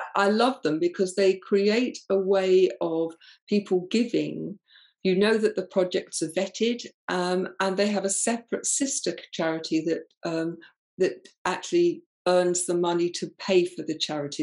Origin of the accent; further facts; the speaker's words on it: England, United Kingdom; I'm very English